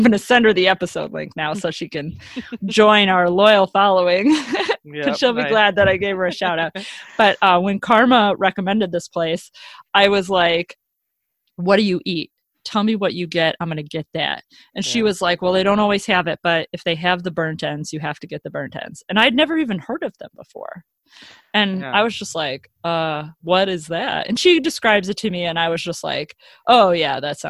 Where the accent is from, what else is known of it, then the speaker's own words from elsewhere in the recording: Chicago, Illinois, United States; we're from Chicago